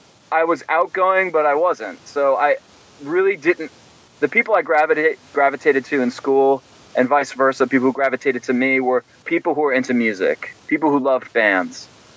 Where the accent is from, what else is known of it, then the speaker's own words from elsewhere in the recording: Madison, Connecticut, United States; I grew up in Madison, Connecticut, which was just a small town outside of New Haven, about a half hour east of New Haven, and pretty secluded kind of life, living in the woods